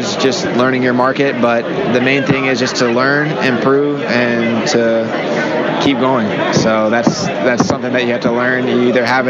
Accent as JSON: {"language": "English", "town": "Charlotte", "region": "North Carolina", "country": "United States", "also_born_or_lived": "Silicon Valley, California", "said": "Charlotte, North Carolina."}